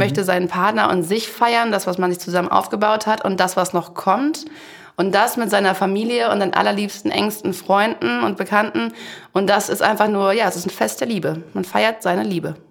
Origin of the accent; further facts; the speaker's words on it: Aulendorf, Baden-Württemberg, Germany; ich komme aus Aulendorf